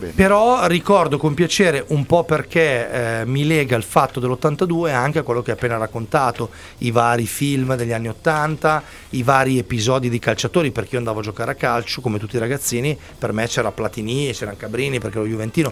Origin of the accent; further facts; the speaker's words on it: Milan, Lombardy, Italy; da buon milanese